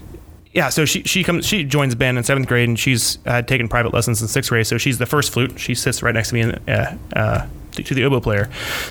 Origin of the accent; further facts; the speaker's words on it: Flagler Beach, Florida, United States; We're from Flagler Beach.